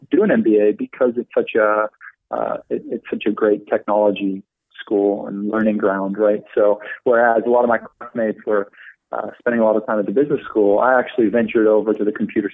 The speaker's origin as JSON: {"language": "English", "country": "Netherlands", "also_born_or_lived": "London", "moved": "as an adult", "lives_now": "United States", "said": "I'm originally from the Netherlands. So I've only been in the States for about 5 years"}